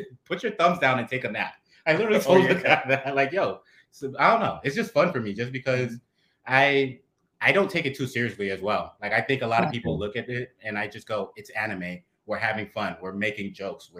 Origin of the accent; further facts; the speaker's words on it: New York City, New York, United States; also born or lived in Brooklyn, New York; We're from the Bronx, but right now I live in Brooklyn